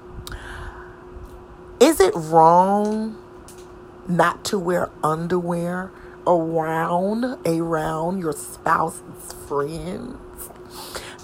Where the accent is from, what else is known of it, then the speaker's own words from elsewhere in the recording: the South, United States; I was from the South